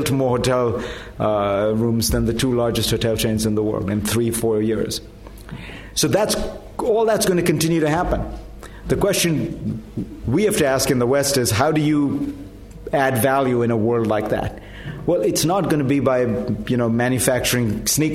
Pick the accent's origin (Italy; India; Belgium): India; moved away; I grew up in India